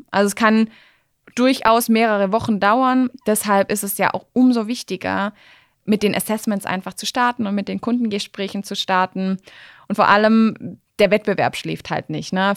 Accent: Swabia, Germany; als Schwabe

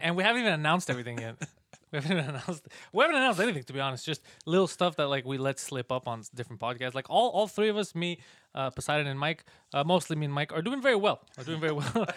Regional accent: Montreal, Quebec, Canada; accent: mix of an American accent and a Montreal accent; I'm from here

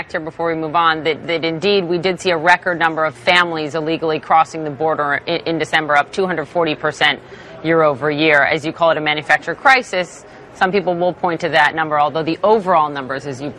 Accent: Minnesota, United States; I remember interviewing you a few years ago when you were a local representative in my home state of Minnesota

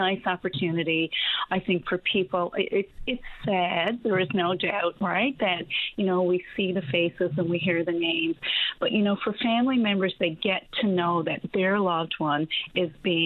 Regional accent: Cape Broyle, Newfoundland and Labrador, Canada; I grew up in Cape Royal in a wonderful, loving, warm home

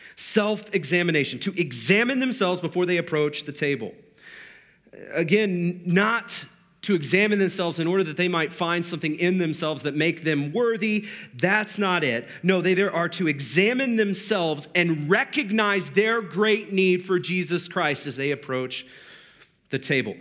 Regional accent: United States; we're American

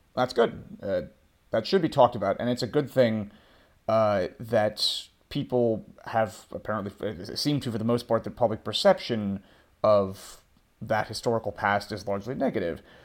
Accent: United States; moved away as an adult; an American political nerd

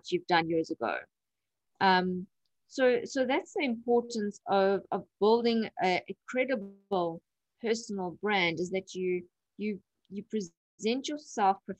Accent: Durban, KwaZulu-Natal, South Africa; I'm from Durban, South Africa.

